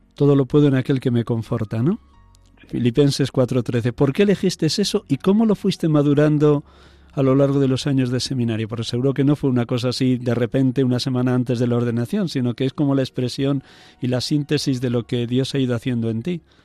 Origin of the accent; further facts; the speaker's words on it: Riaza, Castile and León, Spain; Riaza, mi pueblo natal